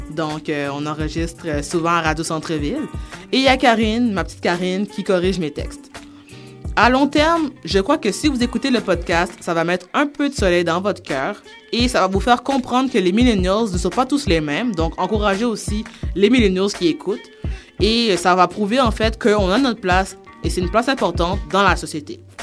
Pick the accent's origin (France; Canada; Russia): Canada; Montreal, Quebec; also born or lived in Haiti (ancestry); je viens de Montréal-Nord au Québec. Je suis d'origine haïtienne.